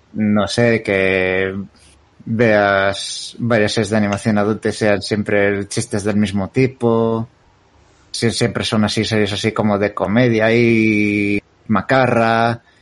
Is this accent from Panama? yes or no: no; Spain; como buen español que ha nacido en los 90 he crecido viendo Los Simpson a la hora de comer